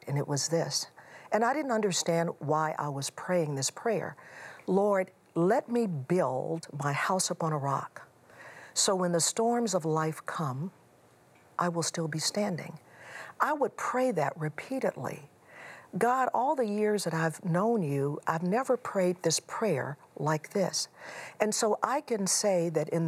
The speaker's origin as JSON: {"language": "English", "town": "Houston", "region": "Texas", "country": "United States", "tie": "born or raised there", "also_born_or_lived": "Chicago area", "moved": "yes", "said": "I grew up in Houston"}